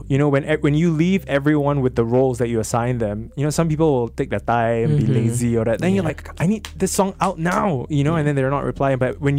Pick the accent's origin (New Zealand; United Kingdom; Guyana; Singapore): Singapore; like I'm a Singaporean musician first, I really respect that.